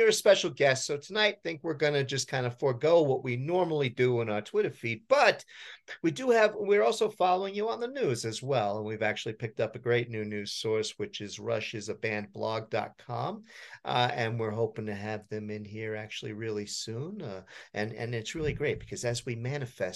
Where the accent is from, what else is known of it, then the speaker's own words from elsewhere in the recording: New Jersey, United States; I grew up in New Jersey